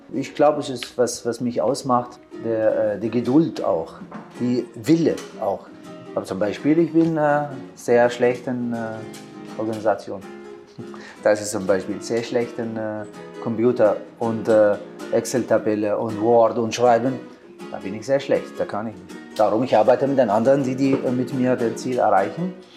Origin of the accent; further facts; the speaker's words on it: Baghdad, Baghdad Governorate, Iraq; German is a second language; moved away as an adult; now in Vienna, Austria; Ich bin in Bagdad geboren 1972. Und 1989 habe ich geschafft die Aufnahmeprüfung auf Kunstcollege in Bagdad